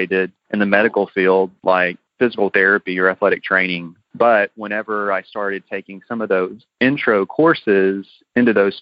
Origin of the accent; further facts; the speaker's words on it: Houston, Texas, United States; we're from the Houston area